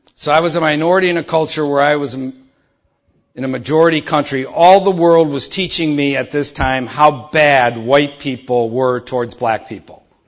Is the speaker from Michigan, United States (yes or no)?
yes; Detroit, Michigan, United States; I grew up in Detroit